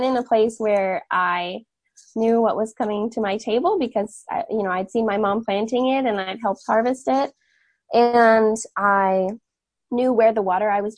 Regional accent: Catskill Mountains, upstate New York, United States; born or raised there

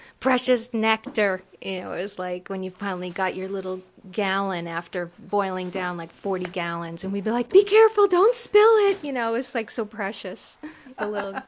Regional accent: Mongaup Valley, New York, United States; I'm from Mongup Valley, New York.

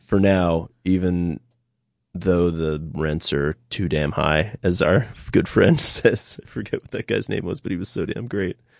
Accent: New York City, New York, United States; moved away as an adult; now in Catskills, United States; I was born and raised in New York City.

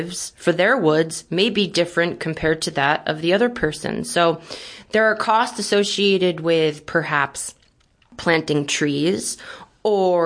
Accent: Brooklyn, New York, United States; also born or lived in Syracuse, New York; I'm originally from Brooklyn, New York, which is where my family grew up

